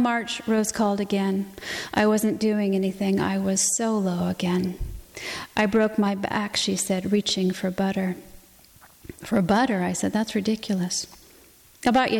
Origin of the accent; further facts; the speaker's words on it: the West, United States; I grew up in the West